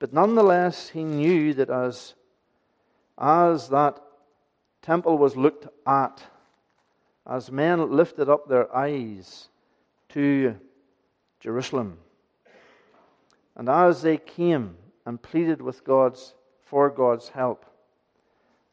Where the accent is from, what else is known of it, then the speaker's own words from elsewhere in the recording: Aghadowey, Northern Ireland, United Kingdom; moved away; When I was learning this as a child, growing up in Achidui, going to Ballylagan Church